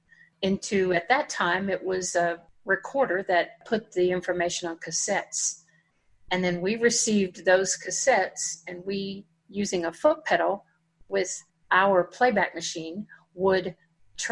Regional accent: Dallas, Texas, United States; we live about 60 miles from Dallas. And which is where I grew up in Dallas

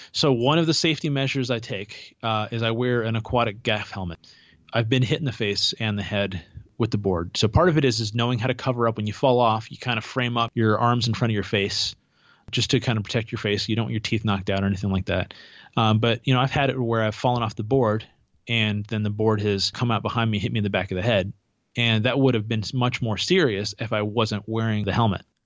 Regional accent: Santa Cruz, California, United States; moved away; I grew up in Santa Cruz, California, originally

